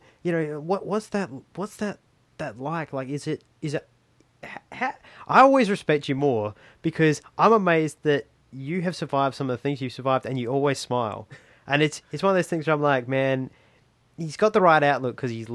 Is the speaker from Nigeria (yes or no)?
no; Australia; I'm a Kiwi Australian, but I identify as an Australian because it's where I was born